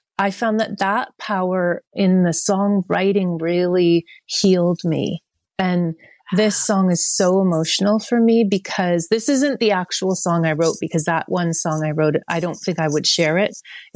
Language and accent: English; Oakville, Ontario, Canada; moved away as an adult; also born or lived in Toronto / Montreal / Vancouver; I grew up in Oakville